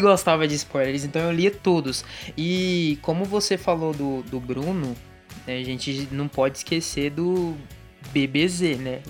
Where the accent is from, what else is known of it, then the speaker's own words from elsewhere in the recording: Goiânia, Goiás, Brazil; Tenho 25, sou de Goiânia